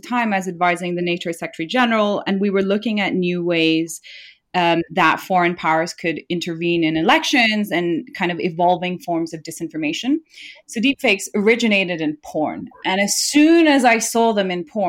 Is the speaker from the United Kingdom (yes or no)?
no; Nepal; I'm from Nepal, a country where there's still a high rate of illiteracy